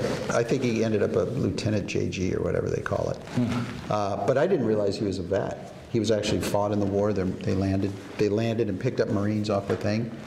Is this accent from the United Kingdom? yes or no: no; Newport Beach, California, United States; born there; So they're in Laguna Beach, that's where I was born. Well, I was born in Newport Beach, but they lived in Laguna Beach.